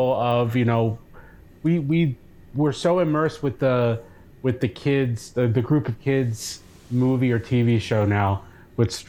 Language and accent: English; Cape May, New Jersey, United States; I grew up in Cape May, New Jersey